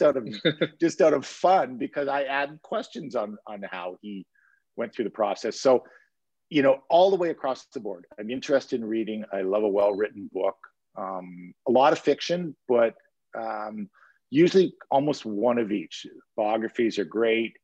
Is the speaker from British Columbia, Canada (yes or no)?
no; Timmins, Ontario, Canada; I grew up in Timmins